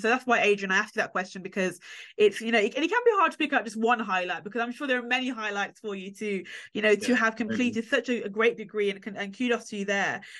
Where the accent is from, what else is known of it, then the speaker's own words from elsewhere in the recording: Jamaica; as a Jamaican myself, again, I'm familiar with yard